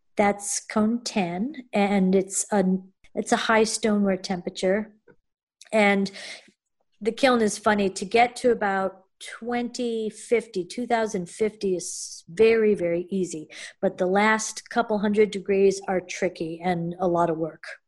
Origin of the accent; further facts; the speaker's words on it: Connecticut, United States; moved away as an adult; also born or lived in Japan / New York; now in Maine, United States; I am from Connecticut